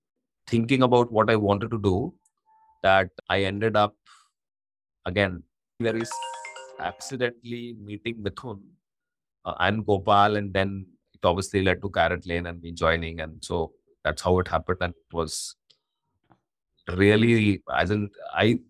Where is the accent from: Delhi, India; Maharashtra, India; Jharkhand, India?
Jharkhand, India; Ranchi; moved away; I come from a very small town. I come from Ranchi